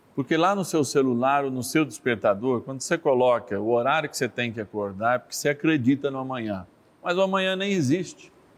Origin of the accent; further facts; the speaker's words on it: São Paulo, Brazil; eu, como paulistano, nasci em São Paulo